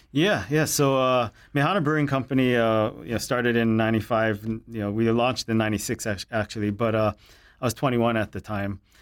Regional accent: Hilo, Hawaii, United States; growing up in Hilo

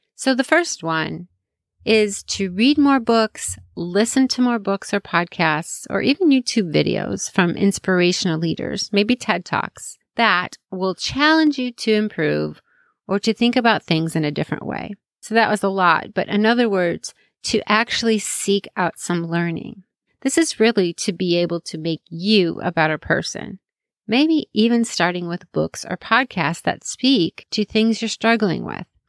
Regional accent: Chicago, Illinois, United States; I grew up in Chicago

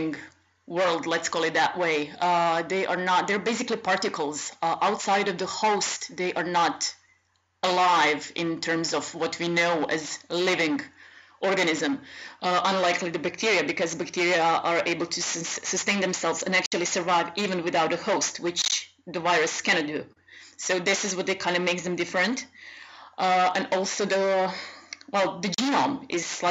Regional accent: Croatia; moved away as an adult; now in Czech Republic; I'm Croatian, but I've been living in Czech Republic for about 10 years now, so I'm kind of naturalized in here. Unfortunately, but I'm Croatian

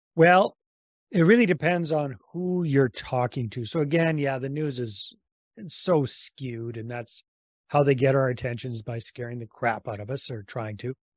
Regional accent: British Columbia, Canada; moved away as an adult; also born or lived in San Jose, Costa Rica; I'm originally from Canada, from British Columbia

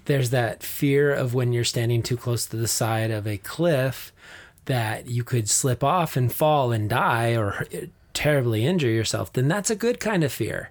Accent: Flagstaff, Arizona, United States; growing up in Flagstaff in the mountains

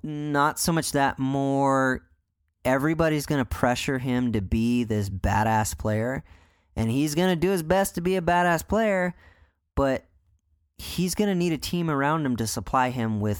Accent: United States; I'm American

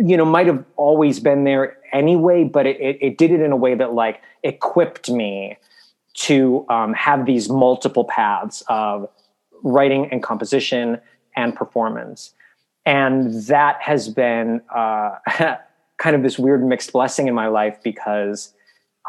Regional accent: Milwaukee, Wisconsin, United States; moved away; I grew up in Milwaukee

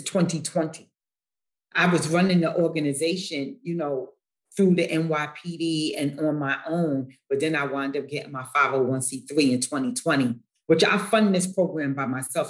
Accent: New York City, New York, United States; the projects in which I was um, raised

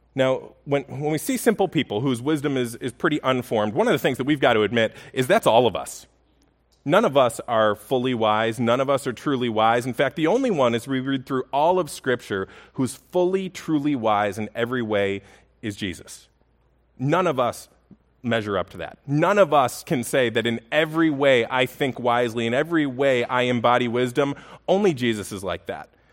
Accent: Buffalo, New York, United States; I grew up in Buffalo

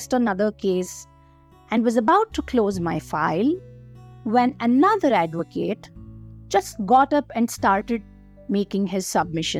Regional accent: Bangalore, Karnataka, India; I am from Bangalore and not from West Bengal

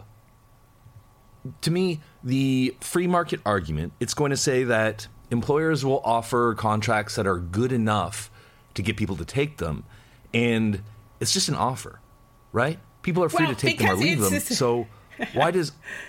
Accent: Canada; I'm Canadian

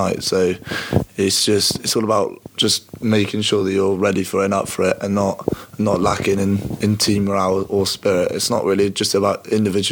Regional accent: Bristol, South West England, United Kingdom; now in Cardiff, United Kingdom; I'm from Bristol, so I support Bristol City

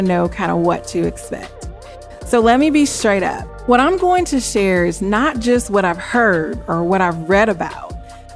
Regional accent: Springfield, Missouri, United States; moved away as an adult; also born or lived in Memphis, Tennessee; I was born and raised in Springfield, Missouri, to very strict parents

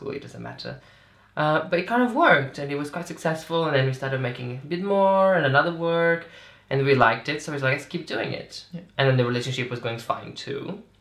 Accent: Azores, Portugal; moved away as an adult; now in London, United Kingdom; So, so I'm from Portugal, but I'm from the Azores, right? Which is tiny islands oh, in the middle of the Atlantic.

